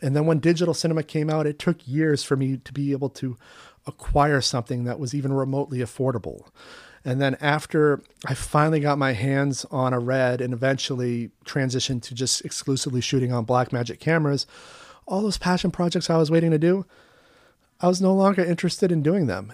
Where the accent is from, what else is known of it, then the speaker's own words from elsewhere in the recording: United States; also born or lived in Vancouver, Canada; as an American attending film school abroad